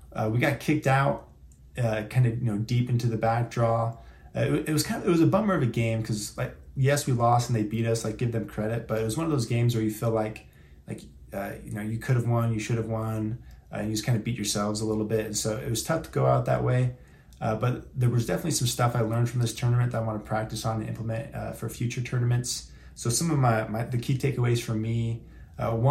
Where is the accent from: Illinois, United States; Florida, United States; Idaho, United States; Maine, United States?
Idaho, United States; Boise; I'm from Boise, Idaho